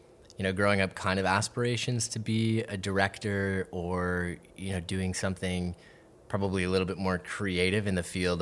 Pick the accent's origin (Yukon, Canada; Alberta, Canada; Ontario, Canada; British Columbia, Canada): Ontario, Canada; Waterloo; moved away as an adult; now in Toronto, Canada; Waterloo. So Waterloo. Just outside of, you know, an hour and a half away from Toronto.